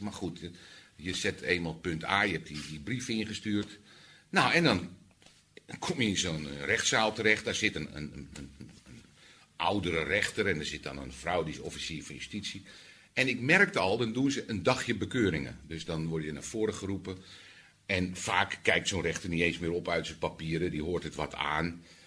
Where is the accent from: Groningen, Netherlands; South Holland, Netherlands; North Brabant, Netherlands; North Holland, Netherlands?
North Holland, Netherlands; Amsterdam; als Amsterdammer